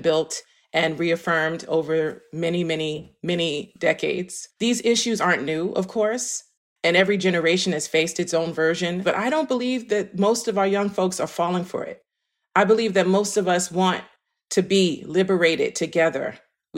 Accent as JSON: {"language": "English", "town": "New York City", "region": "New York", "country": "United States", "moved": "yes", "lives_now": "Philadelphia, United States", "said": "I am based in Philadelphia, PA, but I'm from Harlem, New York"}